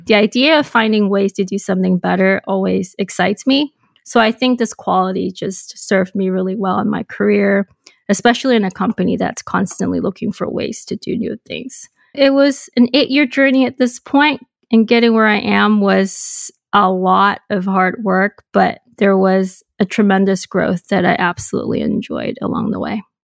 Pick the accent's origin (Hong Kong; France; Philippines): Hong Kong; moved away as an adult; also born or lived in Boston, United States; So I was born and raised in Hong Kong